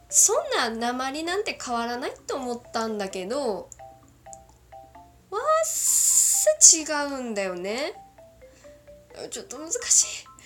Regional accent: Kagoshima, Japan; accent: Kagoshima dialect; 普段の私のまあ、九州弁混じりの喋りで喋って最後私の出身のどぎつい鹿児島弁で喋っていこうと思います

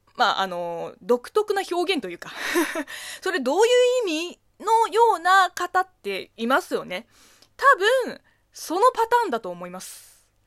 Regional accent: China; Japanese is a second language; 中国生まれ、中国育ちの私

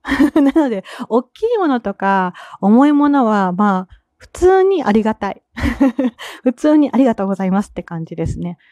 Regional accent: Kansai, Japan; accent: Kansai dialect; 関西人なんで私

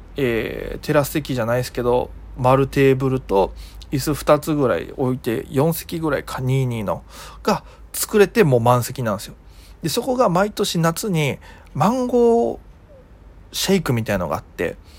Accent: Okinawa, Japan; 僕が沖縄出身

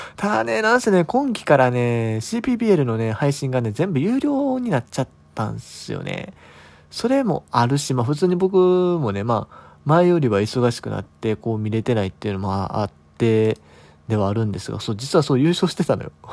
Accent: Kansai, Japan; 関西人なんで

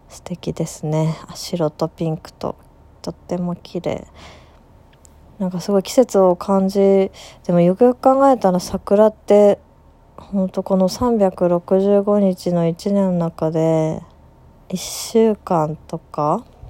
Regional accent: Aichi, Japan; 愛知のど田舎出身なんですけど

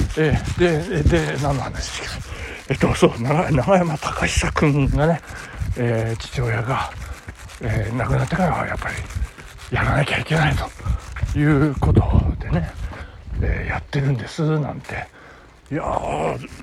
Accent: Nagano, Japan; 私の住んでるというか私の実家がある南堀地区

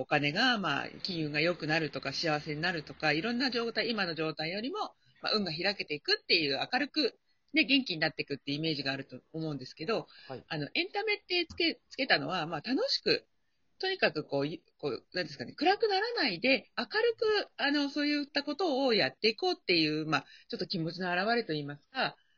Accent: Chiba, Japan; 千葉なんですけれども、地元の

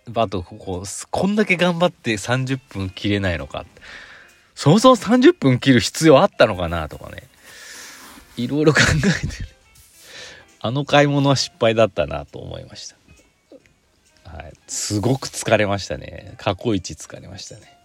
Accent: Mihama, Aichi, Japan; moved away as an adult; 知多半島の、知多郡美浜町っていうところの出身なんですけど

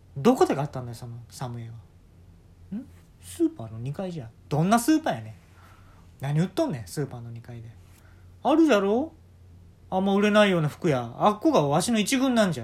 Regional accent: Kansai, Japan; accent: Kansai dialect; 俺いつも関西弁で突っ込むんですけど

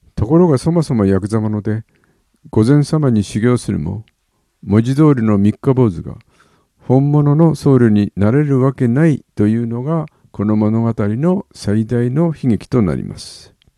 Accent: Yokohama, Kanagawa, Japan; also born or lived in Oji, Tokyo; 生まれは横浜は金沢区。育ちは一時東京、王子もやっぱり横浜。

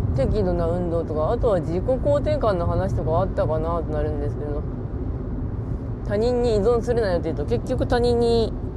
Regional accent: Ishikawa, Japan; 石川県出身なんですけど

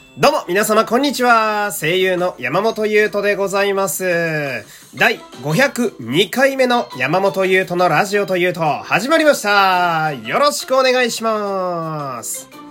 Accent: Fukui, Japan; moved away; 福井に帰りたすぎて、あの、地元に帰りたすぎて

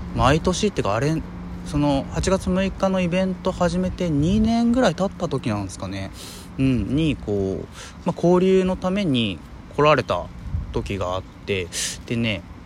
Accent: Hiroshima, Japan; 僕広島出身というかまあ生まれてうんで小学校の時にそのまあ、平和学習

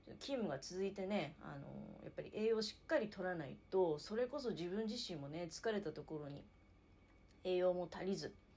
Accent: Niigata, Japan; 新潟市東区。はい。こちらがね、確か本社だよね。千島屋ってところ。はい。えー、なのでね、あの、あ、自分の地元にある有名企業

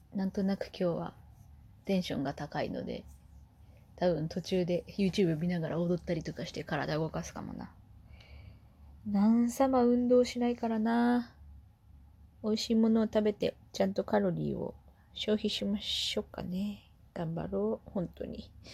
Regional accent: Kumamoto, Japan; moved away; 熊本出身なんで

